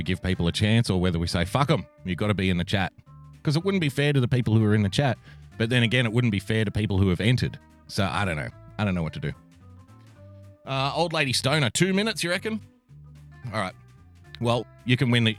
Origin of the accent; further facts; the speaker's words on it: Australia; I am an Australian from the great land down under